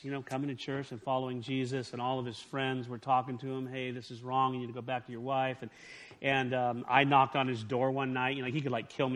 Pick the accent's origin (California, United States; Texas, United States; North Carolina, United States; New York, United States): California, United States; I grew up in California